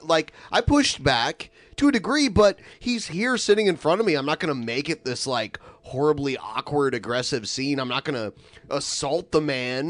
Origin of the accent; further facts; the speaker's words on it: Toledo, Ohio, United States; Even when I was a kid, growing up in Toledo, we got all the Detroit stations.